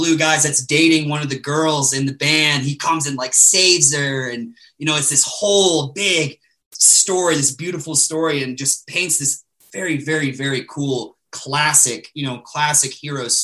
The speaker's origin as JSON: {"language": "English", "area": "San Antonio, Texas, Birmingham, Alabama", "region": "the South", "country": "United States", "tie": "born or raised there", "said": "I'm a Southern man. Like I grew up in the South."}